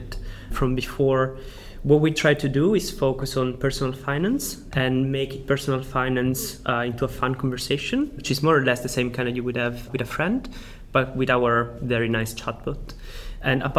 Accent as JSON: {"language": "English", "region": "Sicily", "country": "Italy", "accent": "Italian", "second_language": "English", "moved": "yes", "said": "I am Italian. I'm actually from Sicily"}